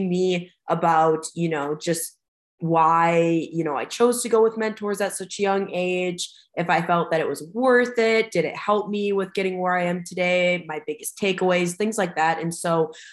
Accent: United States; I stayed local in my hometown. I was from like the Fargo-Moorhead area

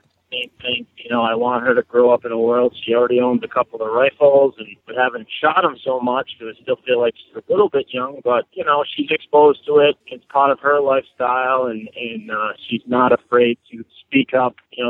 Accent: Cranston, Rhode Island, United States; I'm actually from Cranston, Rhode Island.

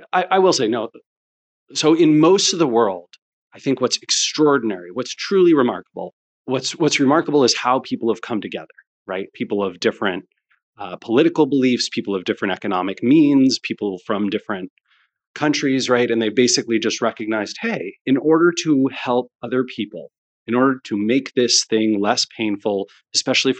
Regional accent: United States; as an American

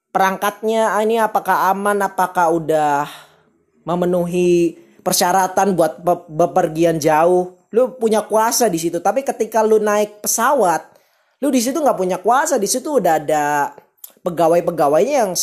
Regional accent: Cirebon, West Java, Indonesia; gua orang Cirebon

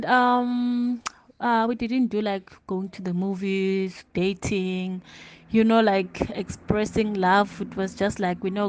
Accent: Limpopo, South Africa; moved away as an adult; also born or lived in Johannesburg; I was born in Limpopo, grew up in Limpopo.

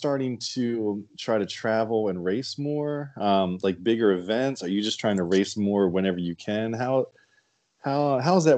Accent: Delaware, United States; I'm from Delaware

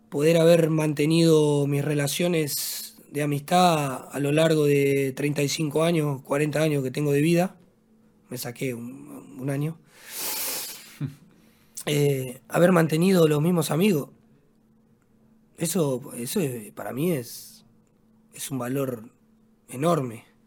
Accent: Buenos Aires, Argentina; moved away as an adult; also born or lived in Spain / Germany; now in Porto Alegre, Brazil; siempre paso por la casa donde nací

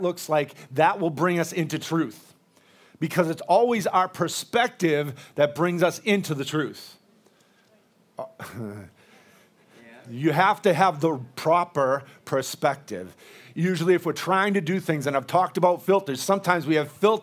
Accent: United States; I'm an American. But I'm mostly Irish, Scottish, and all those other islands over there

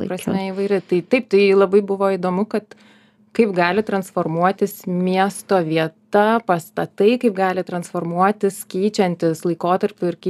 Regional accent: Joniškis District, Šiauliai County, Lithuania; esu iš Joniškio rajono.

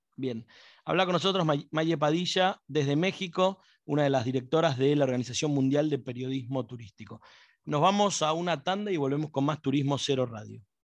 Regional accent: Buenos Aires, Argentina; accent: porteño; como porteño tengo un problema para pronunciar

